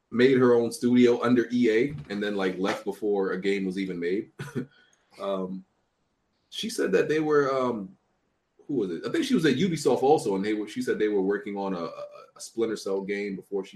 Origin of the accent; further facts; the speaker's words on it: New York, United States; I'm from New York.